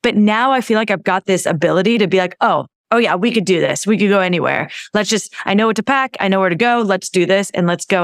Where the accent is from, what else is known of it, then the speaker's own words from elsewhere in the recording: California, United States; moved away as an adult; I grew up in California, my husband grew up in California, we have family there.